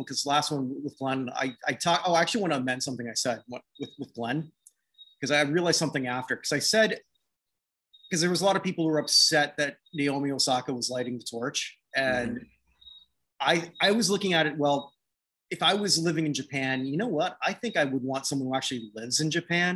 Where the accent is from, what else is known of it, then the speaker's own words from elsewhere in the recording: Canada; not American, I'm Canadian.